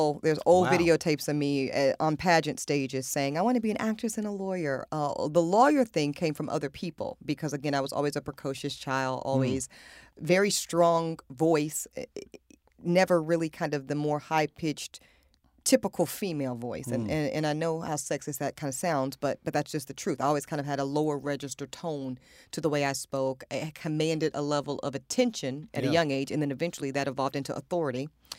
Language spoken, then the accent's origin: English; Amite, Louisiana, United States; born there; girl from the rural South originally, and then North Carolina was like a big come up for us because I was born down in Amite, Louisiana